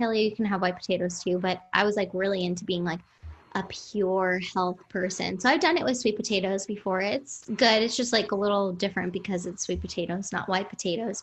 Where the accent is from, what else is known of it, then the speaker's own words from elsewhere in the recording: New Jersey, United States; moved away as an adult; also born or lived in Manhattan, New York / Brooklyn, New York / Hoboken, New Jersey; I was born in Manhattan, but I was raised in New Jersey, went to school in New Jersey